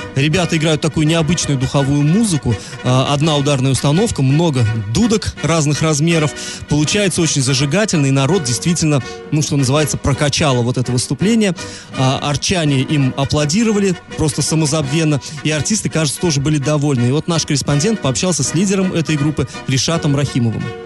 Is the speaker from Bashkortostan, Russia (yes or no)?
yes; Ufa, Bashkortostan, Russia; now in Orenburg, Russia; я сам из Уфы